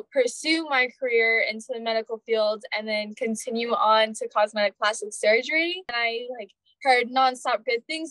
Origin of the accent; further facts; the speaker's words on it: Tucson, Arizona, United States; now in Phoenix, United States; I'm from Tucson, Arizona. Yeah. I was born and raised here, and I recently moved back to Phoenix